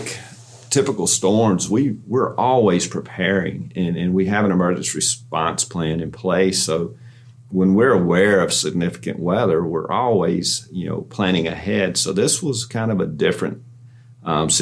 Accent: Newnan, Georgia, United States; I was born and raised here in Newnan

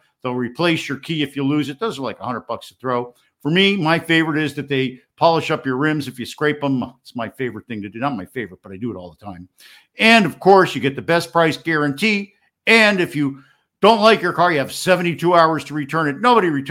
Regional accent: Miami, Florida, United States; My hometown of Miami

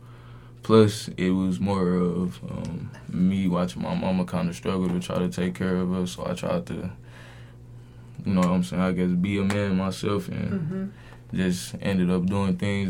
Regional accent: Milwaukee, Wisconsin, United States; I am from Milwaukee, Wisconsin

